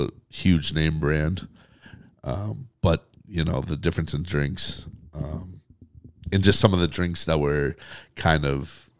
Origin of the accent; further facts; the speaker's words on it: Boston, Massachusetts, United States; especially for me growing up in Boston sports